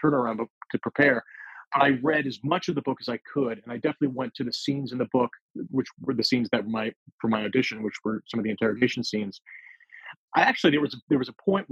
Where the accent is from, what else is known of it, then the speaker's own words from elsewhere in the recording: United States; also born or lived in New York; I was born in New York. I grew up, you know, just outside of New York.